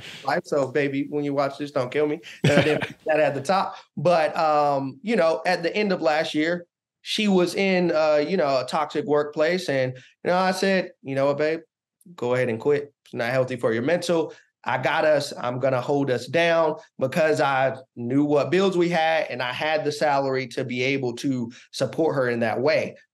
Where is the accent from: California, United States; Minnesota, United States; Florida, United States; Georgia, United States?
Georgia, United States; Augusta; now in Washington, D.C., United States; I live in Washington, D C. I'm originally from Augusta, Georgia